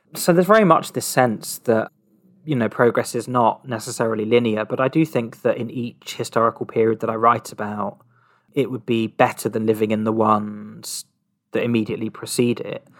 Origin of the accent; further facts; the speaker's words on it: Surrey, South East England, United Kingdom; moved away; also born or lived in Brighton / London; my, my hometown, uh, it's a small town in Surrey